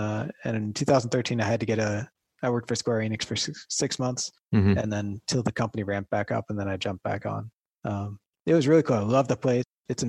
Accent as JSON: {"language": "English", "region": "New York", "country": "United States", "tie": "born or raised there", "also_born_or_lived": "Tokyo, Japan", "moved": "as an adult", "lives_now": "Ottawa, Canada", "said": "It's not actually too far from where I grew up in New York"}